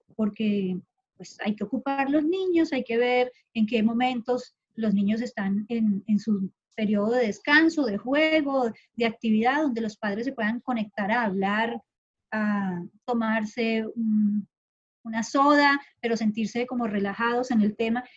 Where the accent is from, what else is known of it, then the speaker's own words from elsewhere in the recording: Colombia; also born or lived in Honduras; now in Panama; salí hace mucho rato de Colombia, yo soy de Colombia